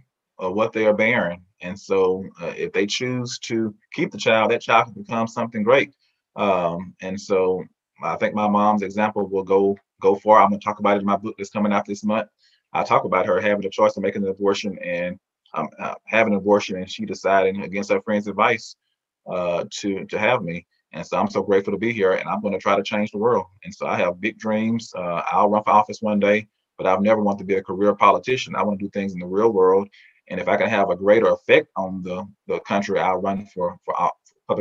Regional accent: Mississippi, United States; I grew up in Mississippi

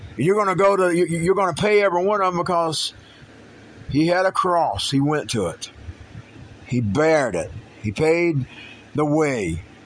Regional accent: United States; I'm an American citizen

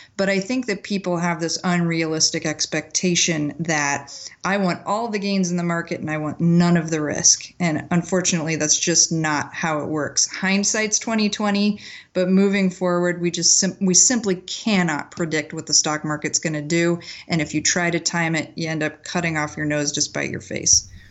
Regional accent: McPherson, Kansas, United States; I grew up in McPherson, Kansas, which is this tiny little town right in the middle of the state

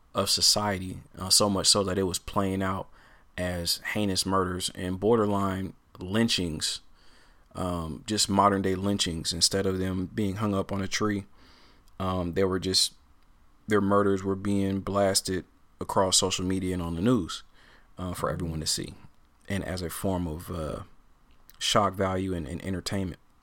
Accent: Portland, Oregon, United States; growing up in Portland

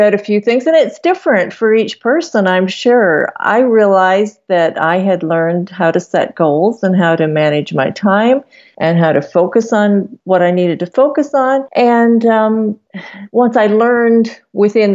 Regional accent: Canada; my husband and I were both born and raised in Canada

